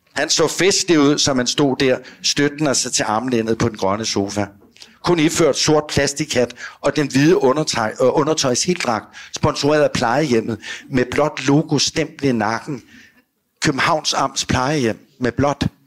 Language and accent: Danish; Virum, Capital Region of Denmark, Denmark; also born or lived in Copenhagen; Hjemme i Sorgenfri